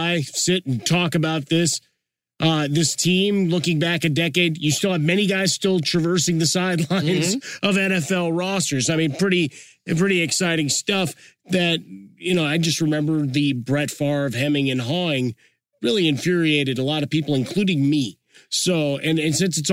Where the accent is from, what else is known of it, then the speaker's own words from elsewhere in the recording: Chicago, Illinois, United States; as a guy growing up in Chicago, Bears fan